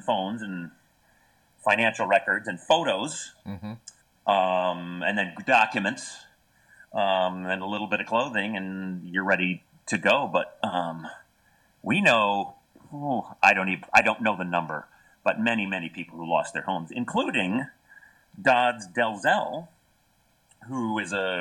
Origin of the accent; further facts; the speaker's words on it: Sonoma, California, United States; Growing up in Northern California